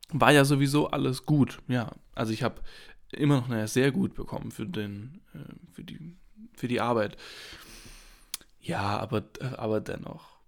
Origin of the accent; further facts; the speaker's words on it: Heidenheim, Baden-Württemberg, Germany; Ich komme ja aus Heidenheim. Das ist eine kleine Stadt im äh, Südwesten Deutschlands, auf der Schwäbischen Ostalb. Und da komme ich ja her.